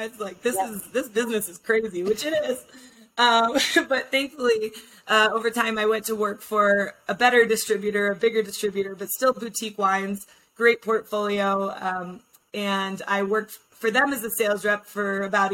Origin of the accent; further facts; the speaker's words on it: Aspen, Colorado, United States; I grew up in Aspen